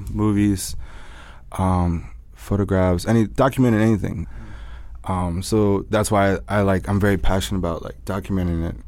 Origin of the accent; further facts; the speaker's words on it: New Orleans, Louisiana, United States; I grew up in the French Quarter. I grew up in New Orleans, and uh, I was, I mean, being Latino, you always have, and New Orleans, you always have food around you.